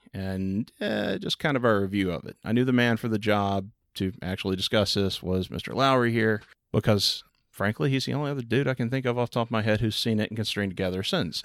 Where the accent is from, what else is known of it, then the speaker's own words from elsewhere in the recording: Texas, United States; growing up in Texas